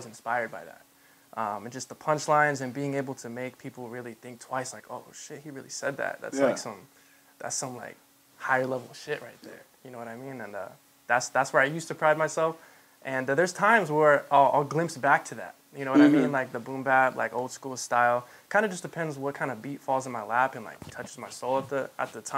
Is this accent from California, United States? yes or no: yes; Anaheim, California, United States; also born or lived in Santa Ana; Orange County, Southern California. I was born in Anaheim